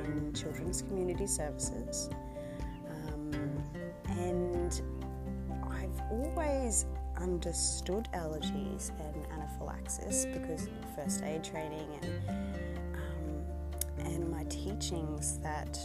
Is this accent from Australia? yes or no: yes; Australia; also born or lived in Queensland; I'm an Aussie